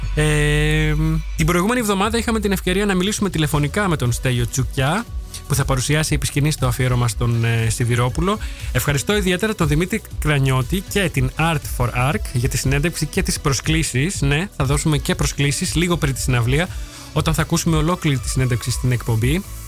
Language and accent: Greek; Thessaloniki, Central Macedonia, Greece; now in Netherlands; στη Θεσσαλονίκη, στην πόλη μου